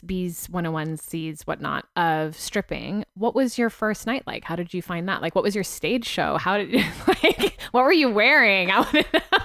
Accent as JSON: {"language": "English", "country": "United States", "also_born_or_lived": "United Kingdom", "accent": "American", "moved": "yes", "said": "my American accent in the U K served me very well."}